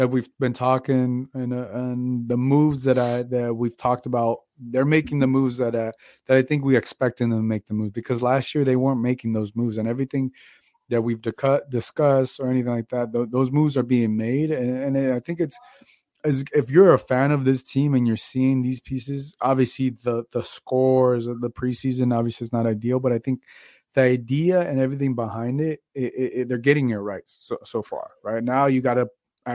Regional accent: Phoenix, Arizona, United States; moved away; half of my life I grew up in Phoenix

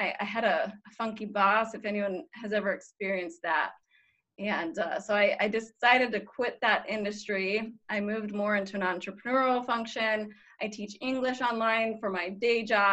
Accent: Colorado, United States; moved away as an adult; also born or lived in Boston / Southern California / Texas; now in Italy; I grew up in Colorado, but since university, I guess, after that, I just kind of moved around

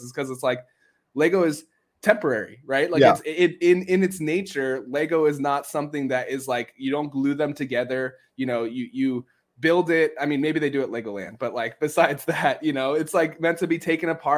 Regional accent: San Diego, California, United States; I'm from San Diego, California, so I've seen snow like 5 times in my life.

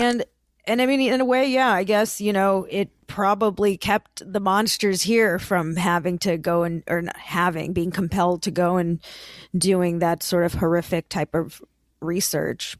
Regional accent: Lee County, Florida, United States; I was born and raised in Lee County in Florida

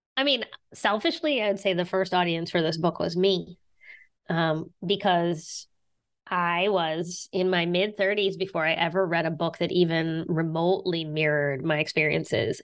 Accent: southern West Virginia, United States; now in Boston, United States; Yeah, I'm from West Virginia. I grew up in West Virginia

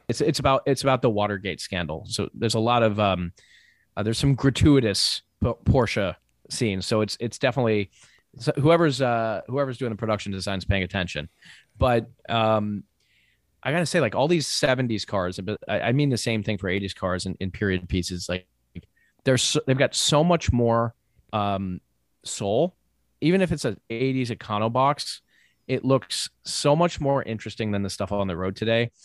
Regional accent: Maine, United States; I'm from Maine

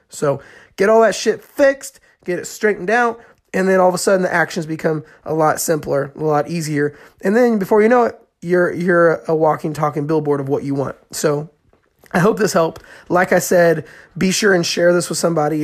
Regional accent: Indiana, United States; I'm from Indiana and, uh, there's corn fields everywhere

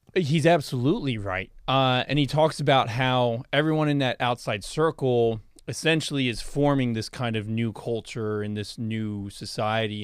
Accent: United States; I'm an American. I live here

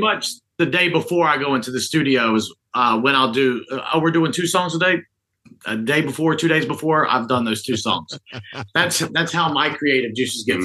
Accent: North Carolina, United States; also born or lived in Statesville, North Carolina / Winston-Salem, North Carolina / Charlotte, North Carolina; North Carolina native. Uh, grew up in Statesville, Winston, and Charlotte

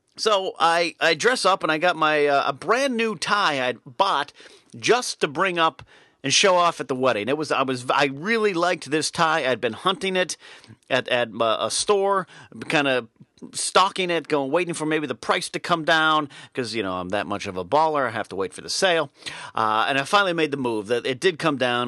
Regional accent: California, United States; Even though my hometown is three hours north, very rarely did we venture uh, north past Pismo Beach

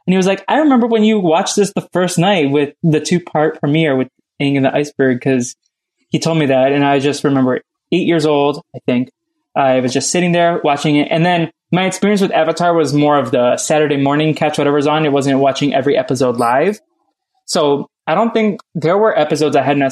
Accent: Boston, Massachusetts, United States; moved away; also born or lived in Los Angeles; I grew up in Boston

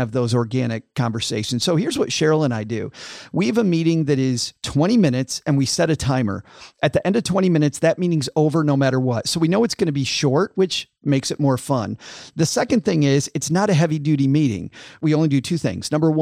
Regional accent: West Michigan, United States; I grew up in West Michigan, which was farm country

